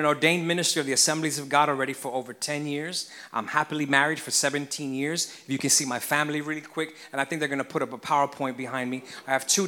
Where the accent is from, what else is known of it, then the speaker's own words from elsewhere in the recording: New York City, New York, United States; also born or lived in Queens, New York / South Carolina / Puerto Rico; now in Missouri, United States; I'm really a city kid. I was born in Brooklyn, and I lived some of my life in Queens.